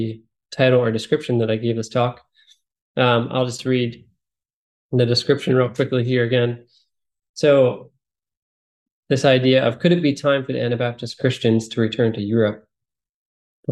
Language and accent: English; Pennsylvania, United States; I am married, and we have two children, and we're from Pennsylvania